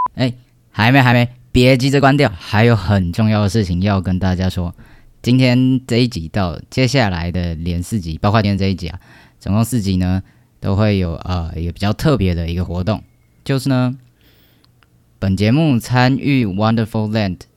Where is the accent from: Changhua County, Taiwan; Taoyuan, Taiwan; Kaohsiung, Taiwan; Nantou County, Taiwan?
Taoyuan, Taiwan; 来自我家乡，有最棒的桃园